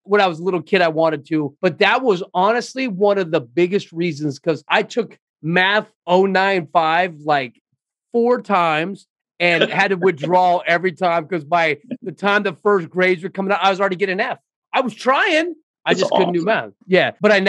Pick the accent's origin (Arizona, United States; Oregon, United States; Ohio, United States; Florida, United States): Arizona, United States; Scottsdale; we are both South Scottsdale guys, man, and raised in South Scottsdale. The other block of Moreland, I was born on Latham.